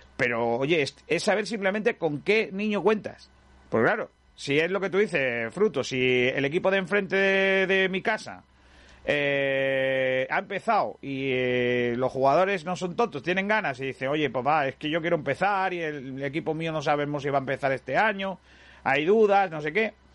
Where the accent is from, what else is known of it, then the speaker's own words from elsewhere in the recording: Rincón de la Victoria, Andalusia, Spain; en mi pueblo, el Rincón